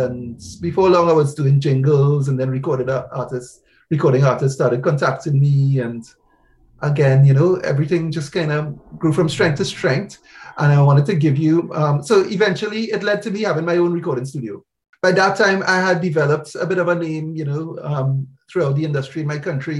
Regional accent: Trinidad & Tobago; now in United Kingdom; I'm from Trinidad in the Caribbean

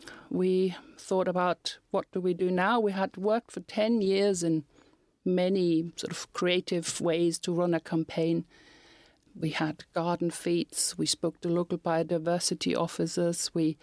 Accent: Germany; moved away as an adult; now in Northern Ireland, United Kingdom; when I came over from Germany to live in Northern Ireland

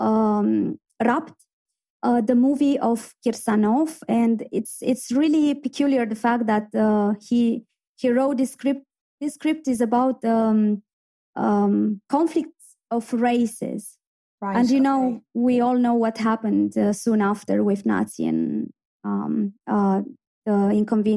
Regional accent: Iași, Iași County, Romania; moved away as an adult; now in Belfast, United Kingdom; my hometown, in Iași

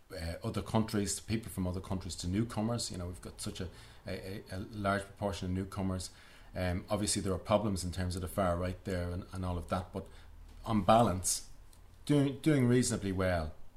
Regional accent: Dublin, Leinster, Ireland; growing up in Dublin

